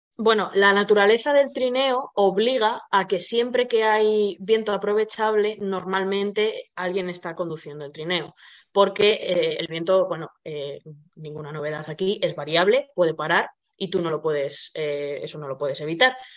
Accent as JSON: {"language": "Spanish", "country": "Spain", "said": "somos españoles"}